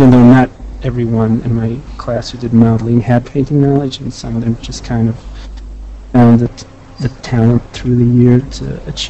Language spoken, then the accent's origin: English; Israel; Well, I came from Israel to VFS after learning classical art and painting.